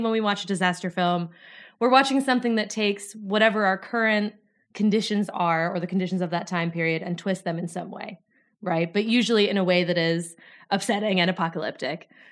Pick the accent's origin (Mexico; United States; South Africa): United States; North Dakota; moved away as an adult; now in Glasgow, United Kingdom; as you can probably tell from my accent, I am from North Dakota.